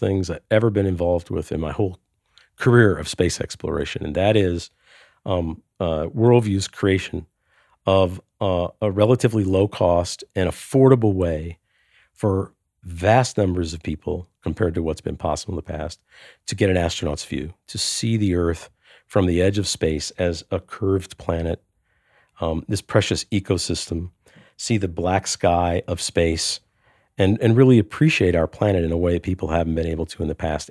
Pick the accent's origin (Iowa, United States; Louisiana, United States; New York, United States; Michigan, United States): Louisiana, United States; New Orleans; my hometown in New Orleans, the tides go up and down every day